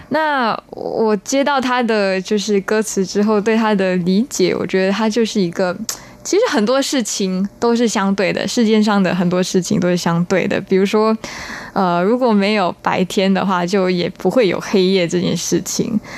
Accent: Singapore; 我是新加坡人，然后我们是英，英语系国家

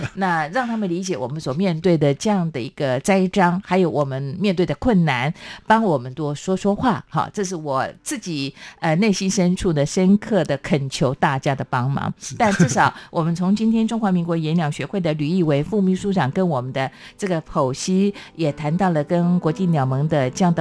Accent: Taiwan; 身为台湾人，我非常的骄傲

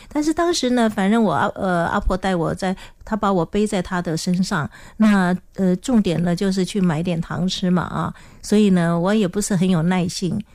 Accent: Taiwan; accent: Hailu Hakka; first language Hakka; Chinese is a second language; 因为我呢是讲客家话的，所以我就说我是客家人啊，我身在客家庄啊，我从小讲客家话，那我讲的是海陆腔

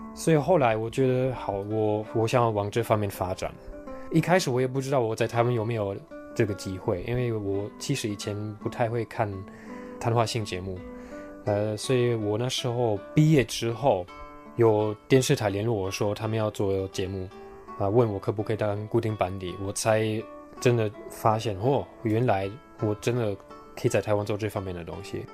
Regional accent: Germany; Chinese is a second language; moved away as an adult; now in Taiwan; 我现在有一个很，在我的家乡算很特别的生活，因为生活圈没有任何的人跟，呃，演艺圈有关系的

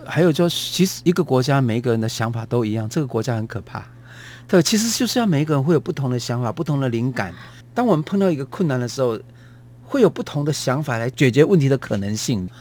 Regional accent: Taiwan; 我们台湾人国语，台语会把它夹杂

